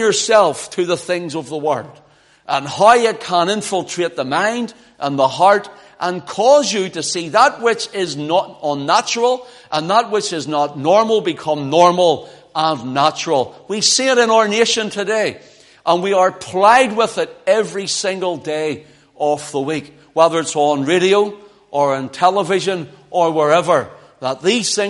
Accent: Belfast, Northern Ireland, United Kingdom; moved away; I was from Belfast

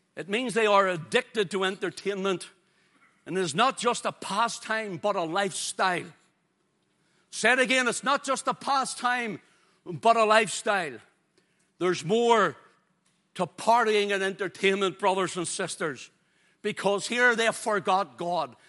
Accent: Ulster, Northern Ireland, United Kingdom

